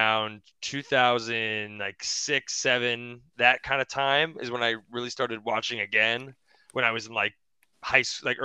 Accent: Moorpark, California, United States; My hometown is in Moorpark, California, which is this small town right outside of the valley over in Los Angeles

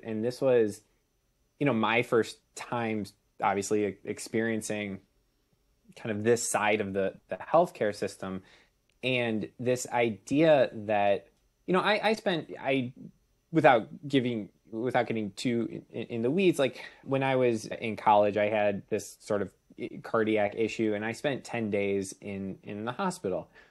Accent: Chicago, Illinois, United States; moved away as an adult; also born or lived in Saint Louis; we're originally both from the Chicago area.

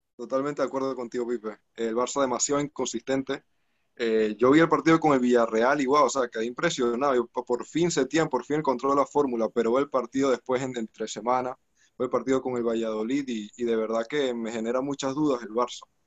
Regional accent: Panama; yo como, como panameño realmente me siento muy orgulloso

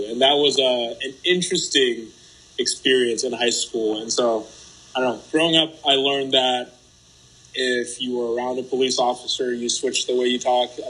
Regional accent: United States; also born or lived in Haiti; It has been

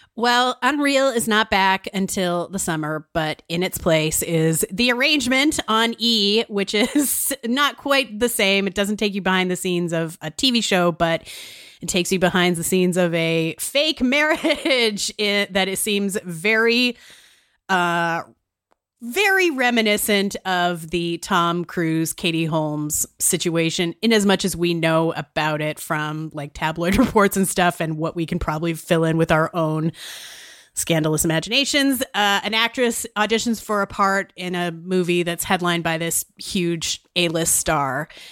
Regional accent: Saskatchewan, Canada; I'm from Saskatchewan

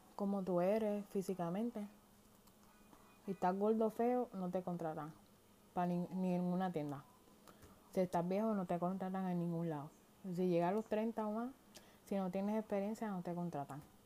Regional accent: Puerto Rico; moved away as an adult; now in United States; Yo soy nacida y criada en Puerto Rico

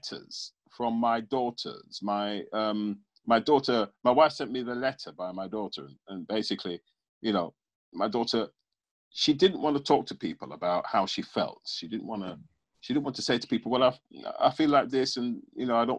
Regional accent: England, United Kingdom; growing up in England and being English, but having my West Indian heritage

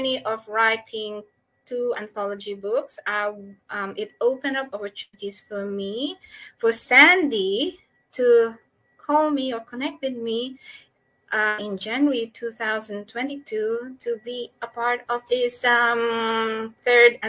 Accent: Philippines; moved away as an adult; now in Australia; So I'm a doctor from the Philippines

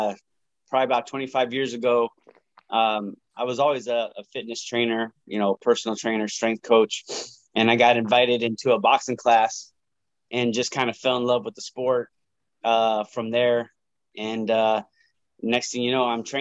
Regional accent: Las Vegas, Nevada, United States; also born or lived in Calgary, Canada; I was born in Canada, in Calgary, and then we came to Las Vegas when I was five. So I've been in Vegas for 45 years.

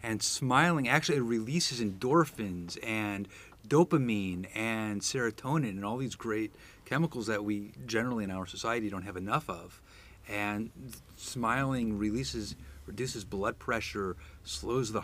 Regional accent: Teaneck, New Jersey, United States; also born or lived in Washington, D.C.; I was born in Washington, D.C. Grew up at the age of four, moved to Teaneck, New Jersey.

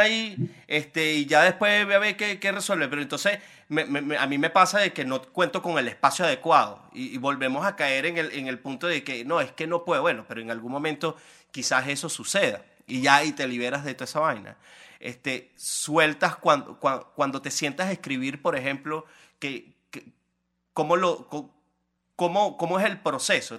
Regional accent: Venezuela; moved away as an adult; hasta que salí de Venezuela

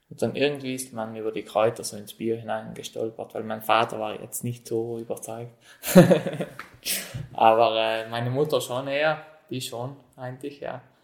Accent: South Tyrol, Trentino-Alto Adige, Italy; wohne, wohne schon seit meiner Kindheit hier am Hof

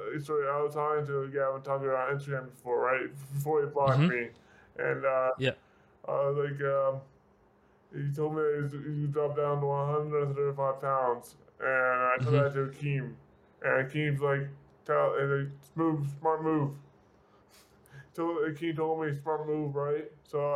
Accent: Newfoundland and Labrador, Canada; also born or lived in Calgary, Alberta, Canada / Bay Roberts, Newfoundland; I'm actually originally from Calgary. I was in Newfoundland when I was 10 years old, so my family, my mom's from there

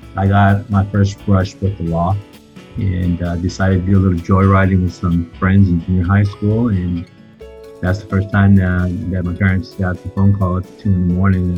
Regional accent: San Diego, California, United States; also born or lived in Claremont, California; I'm originally from San Diego, California. Grew up there for the first nine, ten years of my life, and uh, and we moved to um, Claremont, California

